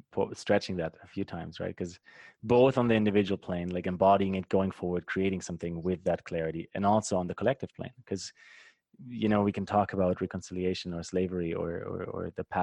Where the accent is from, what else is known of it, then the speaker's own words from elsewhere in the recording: Germany; moved away; my home country in Germany